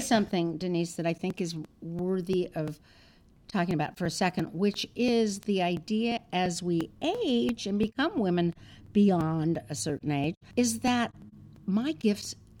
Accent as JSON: {"language": "English", "town": "Los Angeles", "region": "California", "country": "United States", "tie": "born or raised there", "said": "I grew up in Los Angeles and I had my deli."}